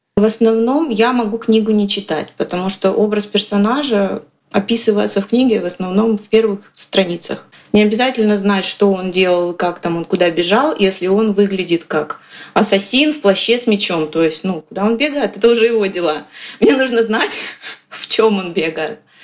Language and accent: Russian; Kostroma, Kostroma Oblast, Russia; я из Костромы.